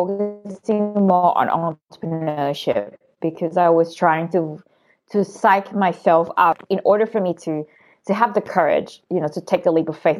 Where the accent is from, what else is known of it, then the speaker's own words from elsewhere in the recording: Thailand; I grew up in Thailand